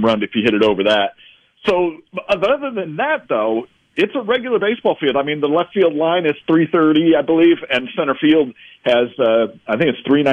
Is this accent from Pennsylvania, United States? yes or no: no; Omaha, Nebraska, United States; I grew up in Omaha